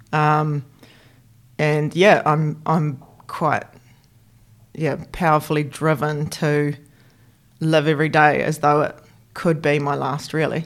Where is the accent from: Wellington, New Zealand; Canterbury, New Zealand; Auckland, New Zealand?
Canterbury, New Zealand; Christchurch; I grew up in Christchurch. So I'm a born and bred Cantabrian, red and black, through and through